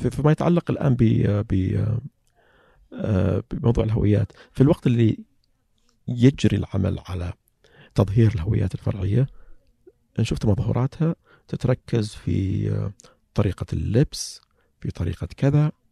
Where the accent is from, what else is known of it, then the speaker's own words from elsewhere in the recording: Saihat, Eastern Province, Saudi Arabia; سيهات اي سيهات لهجتنا يقولون انها قريبه من لهجه اهل الكويت